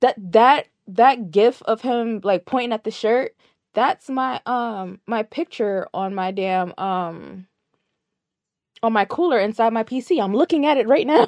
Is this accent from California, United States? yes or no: no; Connecticut, United States; We're both, we're both from Connecticut